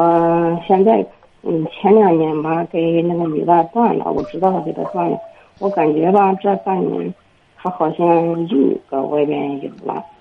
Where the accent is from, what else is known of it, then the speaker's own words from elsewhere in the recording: Heze, Shandong, China; 我是菏泽的。